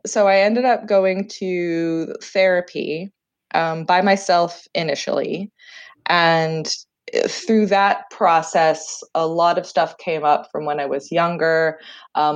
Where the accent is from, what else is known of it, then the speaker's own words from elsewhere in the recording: Canada; accent: Canadian; also born or lived in Jersey, Channel Islands; what my great aunt calls my atrocious Canadian accent